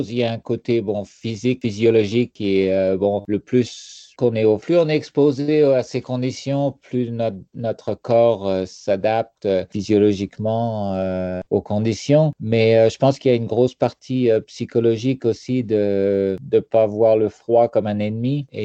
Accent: France; now in Canada; il y a quand même des, des froids, surtout venant de la France, c'est assez froid en hiver.

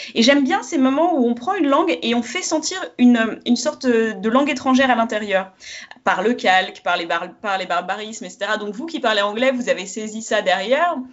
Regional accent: France; je suis française

